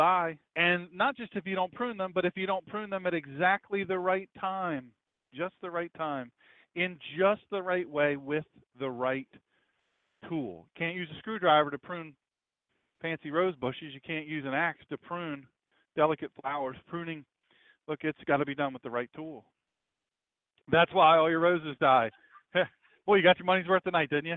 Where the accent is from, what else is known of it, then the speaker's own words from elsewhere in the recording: Sussex County, Delaware, United States; I grew up in Sussex County, Delaware, with Dewey Beach and Bethany Beach and Rehoboth Beach